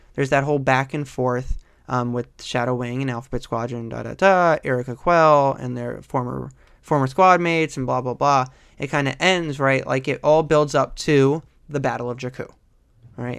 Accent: New York, United States; I'm from New York

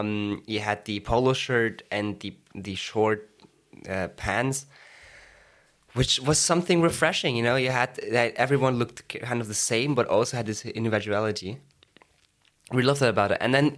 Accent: Hamburg, Germany; now in Jena, Germany; Yeah, so basically I'm from Hamburg in Germany. That's where I basically finished school.

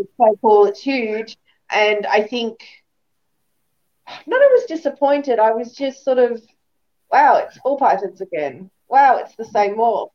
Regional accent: Australia; being Australian

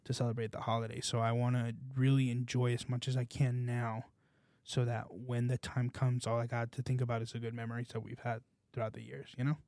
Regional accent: California, United States; now in South Florida, United States; I'm from California

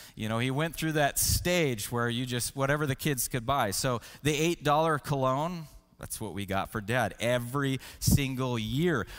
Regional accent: Washington, United States; I grew up in Washington State and I loved to hike

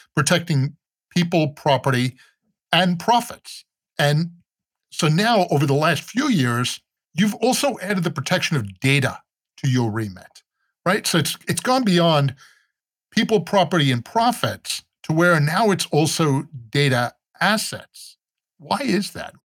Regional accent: New York, United States; I'm from New York

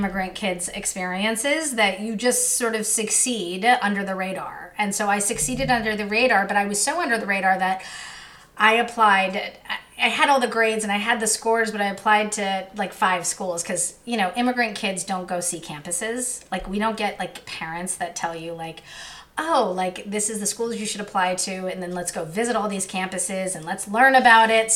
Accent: Southern California, United States; also born or lived in Queens, New York; I ended up living in Southern California for most of my life. So I am a SoCal kid, even though I'm from Queens

